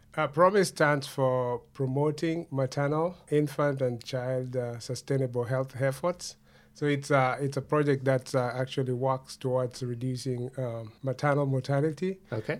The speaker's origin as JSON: {"language": "English", "town": "Kendu Bay", "region": "Homa Bay County", "country": "Kenya", "tie": "born or raised there", "moved": "yes", "lives_now": "Canada", "said": "I was re- born and raised in Kenya. I come from a small town called Kendu Bay"}